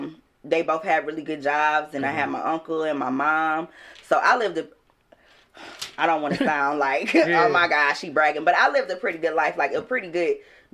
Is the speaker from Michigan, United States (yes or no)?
yes; Detroit, Michigan, United States; also born or lived in Southfield, Michigan; I grew up partly in Southfield and partly on the West Side.